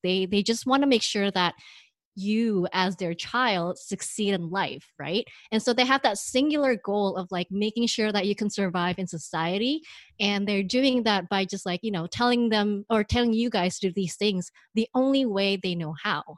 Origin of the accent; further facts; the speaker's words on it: Indonesia; moved away; I grew up in Indonesia